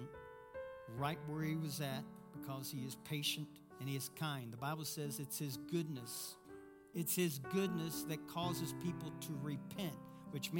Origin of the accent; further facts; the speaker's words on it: Kentucky, United States; I'm from Kentucky. We know how to communicate, though. We just don't know grammar.